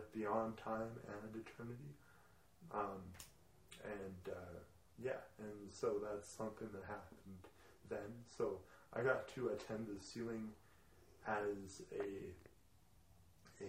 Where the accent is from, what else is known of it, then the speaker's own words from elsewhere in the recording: Edmonton, Alberta, Canada; also born or lived in Kelowna; taken home to Edmonton and then raised Edmonton.